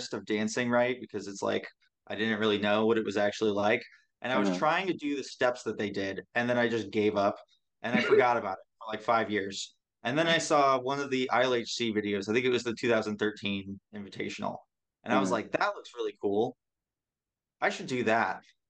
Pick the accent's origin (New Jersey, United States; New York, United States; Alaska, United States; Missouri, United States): Missouri, United States; St. Louis; I am from St. Louis, which is a pretty cool city